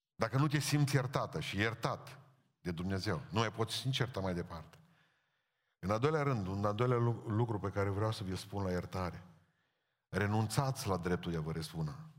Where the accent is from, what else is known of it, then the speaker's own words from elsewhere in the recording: Romania; suntem români